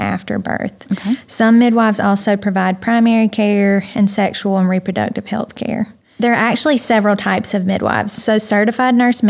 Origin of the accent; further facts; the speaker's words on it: Bainbridge, Georgia, United States; also born or lived in Athens, Georgia / Nashville, Tennessee; now in Thomasville, United States; I was born in Thomasville, Georgia, but I grew up in Bainbridge, Georgia.